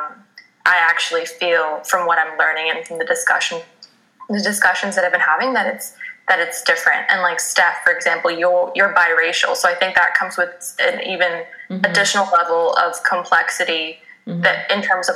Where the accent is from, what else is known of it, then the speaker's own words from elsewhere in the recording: Toronto, Ontario, Canada; as a Canadian growing up in Toronto